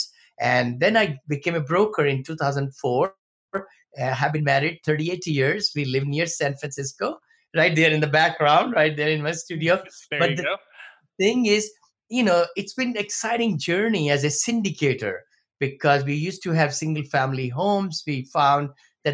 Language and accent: English; India; moved away as an adult; now in United States; I came from India many moons ago, came with $7